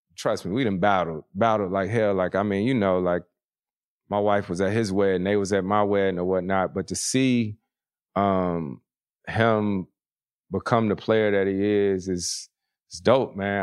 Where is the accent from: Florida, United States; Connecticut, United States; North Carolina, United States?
North Carolina, United States; Winston-Salem; moved away; triple A team in my hometown, the Winston-Salem Dash.